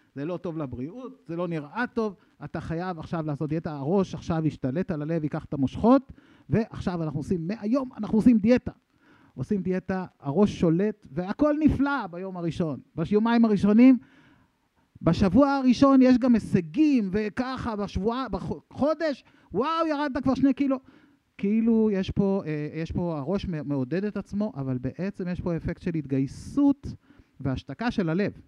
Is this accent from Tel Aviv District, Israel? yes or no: no; Sha'ar HaGolan, Northern District, Israel; אני, אני מקיבוץ שער הגולן, לא מקריית שמונה